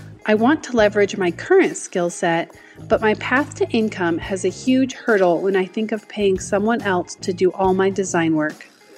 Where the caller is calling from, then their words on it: Cedar Hills, Utah, United States; I am from Cedar Hills, Utah.